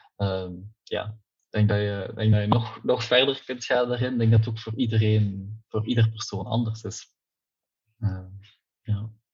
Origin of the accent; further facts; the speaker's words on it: Ghent, Flanders, Belgium; Ik ben afkomstig uit het Gentse.